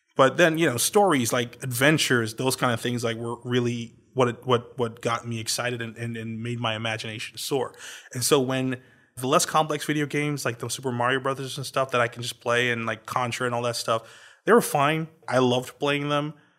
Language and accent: English; Trinidad & Tobago; I was born in Trinidad.